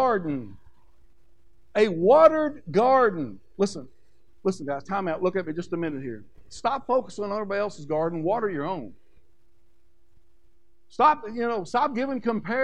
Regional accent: Kentucky, United States; I'm from Kentucky

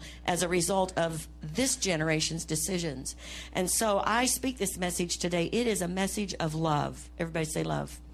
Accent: United States; I'm an American

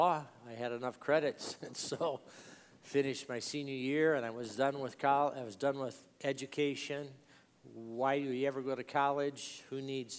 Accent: Los Angeles, California, United States; I am from Los Angeles, California

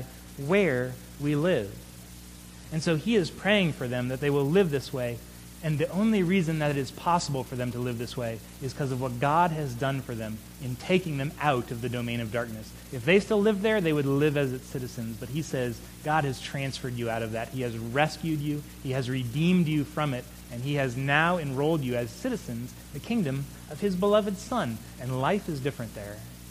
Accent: United States

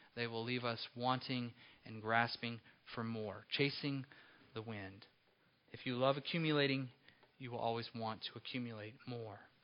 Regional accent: Apple Valley, California, United States; when I was a small boy growing up in Apple Valley, California

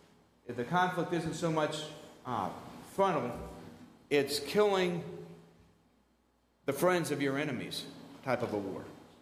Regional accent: Colombia; my parents were missionaries, I grew up in Colombia. This is our 50th year of family ministry in Colombia.

